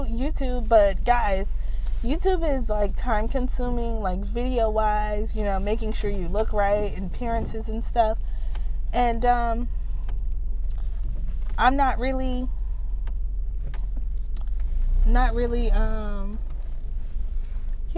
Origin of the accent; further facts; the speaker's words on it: United States; I grew up in the States, meaning United States